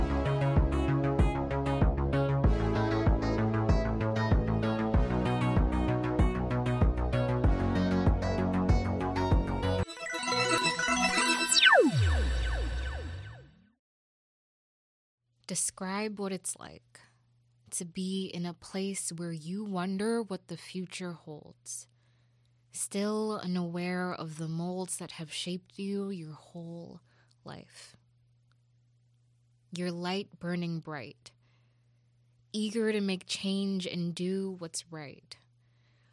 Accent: Jamaica; moved away; As a Jamaican

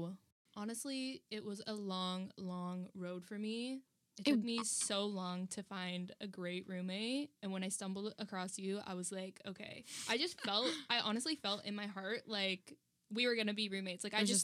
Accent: Barrie, Ontario, Canada; now in Toronto, Canada; I'm from Barrie

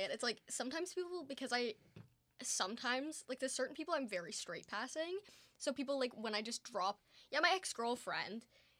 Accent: Stratford, Ontario, Canada; I grew up in Stratford, Ontario.

